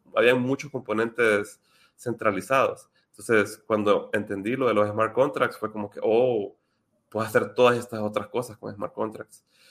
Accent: Honduras; yo soy de Honduras

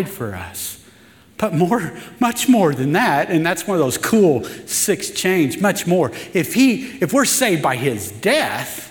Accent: the Ozarks, United States; I'm from the Ozarks

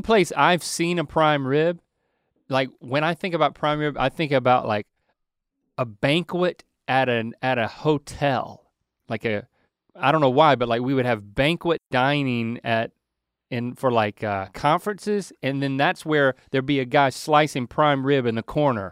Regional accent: North Carolina, United States; moved away; our home state

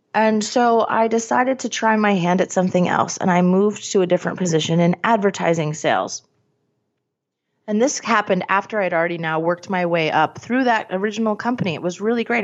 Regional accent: Scranton, Pennsylvania, United States; I'm from Scranton

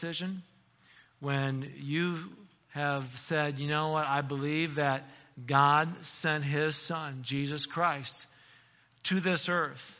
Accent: United States; as an American

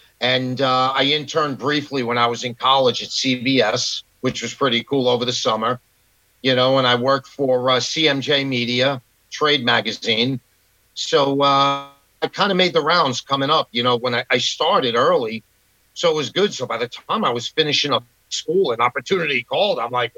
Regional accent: New York, United States; also born or lived in Queens; I was born and raised in New York, born in Queens. And then we moved to Long Island when I was a kid, and I went to high school and stuff out here.

